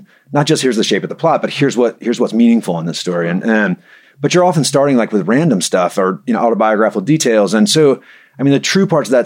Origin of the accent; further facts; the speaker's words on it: Mobile, Alabama, United States; also born or lived in Virginia; now in Knoxville, United States; I grew up in Mobile, Alabama, but I've lived in Knoxville 21 years now